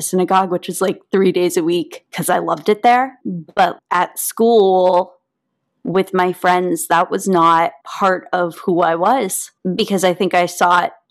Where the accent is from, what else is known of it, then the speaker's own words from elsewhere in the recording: Santa Barbara, California, United States; moved away as an adult; I lived in Santa Barbara from the age of 12 to the age 18, although I spent every summer there as a kid.